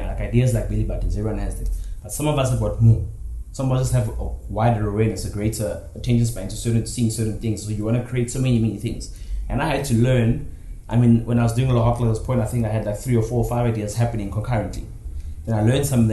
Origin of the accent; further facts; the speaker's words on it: South Africa; I'm from South Africa, but I have went above South Africa